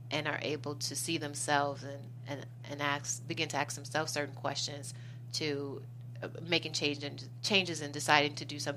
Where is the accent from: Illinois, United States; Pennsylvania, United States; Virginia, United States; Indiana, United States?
Illinois, United States; Chicago; I'm originally from Chicago.